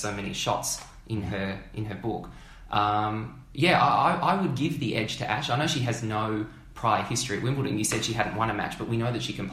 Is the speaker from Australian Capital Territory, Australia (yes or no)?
no; Melbourne, Victoria, Australia; born and bred in Melbourne